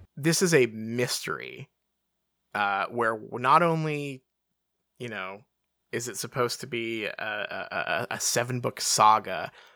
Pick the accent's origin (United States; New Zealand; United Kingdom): United Kingdom; England; I'm English